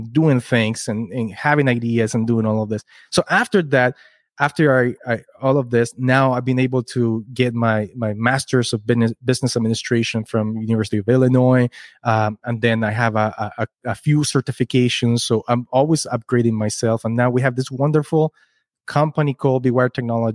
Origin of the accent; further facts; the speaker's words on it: Kitchener, Ontario, Canada; We're from Kitchener, Waterloo